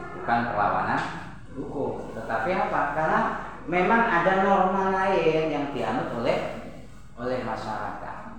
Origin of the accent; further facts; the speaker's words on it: Java, Indonesia; saya orang Jawa